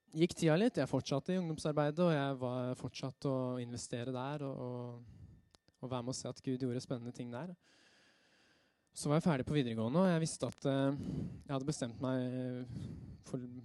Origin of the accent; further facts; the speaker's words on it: Røyse, Buskerud, Norway; ungdomsgruppe hjemme på Røyse der hvor jeg er fra